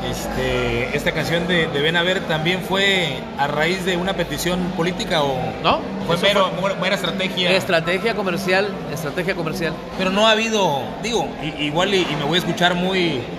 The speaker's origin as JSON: {"language": "Spanish", "region": "Veracruz", "country": "Mexico", "said": "Este, bueno, soy veracruzano"}